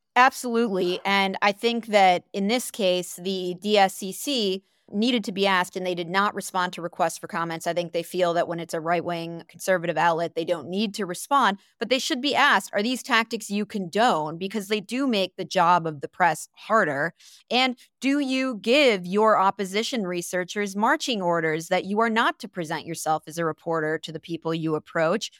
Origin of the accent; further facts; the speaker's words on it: Saint Paul, Minnesota, United States; my hometown of Saint Paul